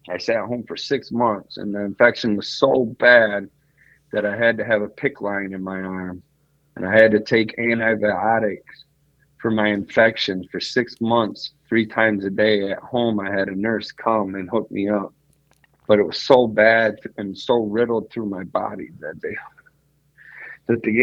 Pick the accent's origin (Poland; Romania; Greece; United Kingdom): Greece; now in United States; That's just I'm Greek. I'm from Greece and we're Roman Catholic